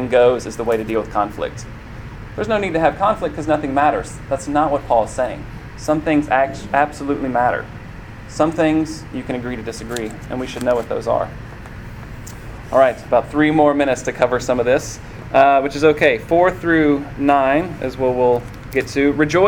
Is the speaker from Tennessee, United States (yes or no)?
yes; Columbia, Tennessee, United States; I grew up in Columbia, Tennessee